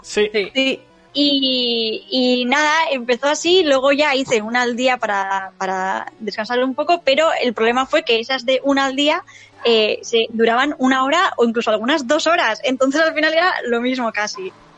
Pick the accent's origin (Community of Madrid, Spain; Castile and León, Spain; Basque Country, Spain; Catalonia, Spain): Basque Country, Spain; San Sebastián; soy de San Sebastián